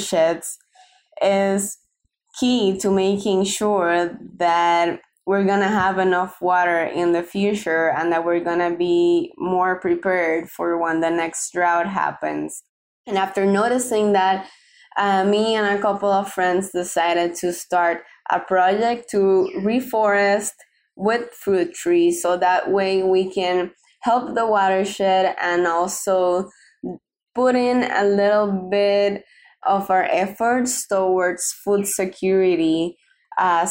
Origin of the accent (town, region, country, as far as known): Puerto Rico